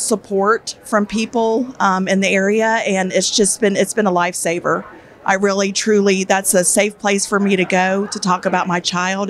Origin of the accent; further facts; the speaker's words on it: Jacksonville, Florida, United States; I'm from Jacksonville, Florida.